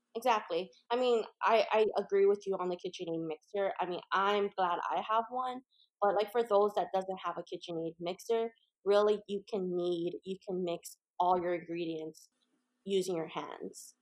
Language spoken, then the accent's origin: English; Hawaii, United States; moved away; I'm actually from Hawaii originally